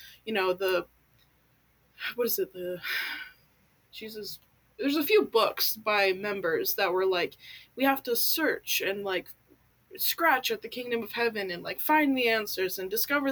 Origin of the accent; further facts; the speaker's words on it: United States; also born or lived in California / Washington; So I grew up in California and Washington State in a very Mormon household